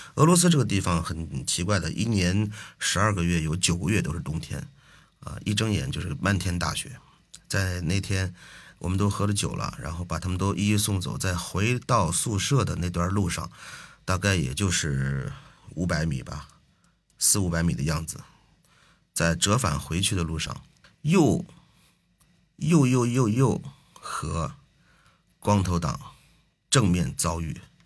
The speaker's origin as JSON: {"language": "Chinese", "country": "China", "moved": "yes", "said": "只有我一个中国人"}